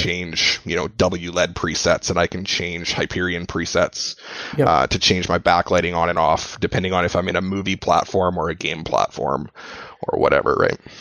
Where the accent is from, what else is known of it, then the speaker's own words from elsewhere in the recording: Edmonton, Alberta, Canada; I'm from Edmonton, so I'm you know another Canadian